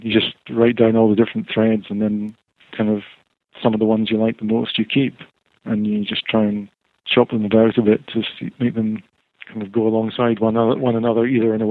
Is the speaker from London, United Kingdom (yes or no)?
no; Scotland, United Kingdom; now in England